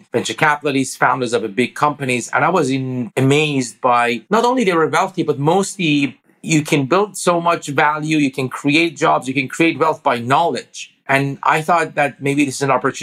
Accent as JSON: {"language": "English", "country": "Iran", "tie": "born or raised there", "second_language": "English", "moved": "as an adult", "lives_now": "United States", "said": "I grew up in Iran."}